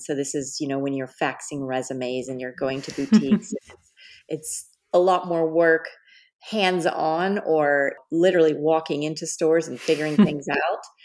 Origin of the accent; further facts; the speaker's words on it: Dallas, Texas, United States; moved away as an adult; also born or lived in Los Angeles / New York City; I was born and raised in Dallas, Texas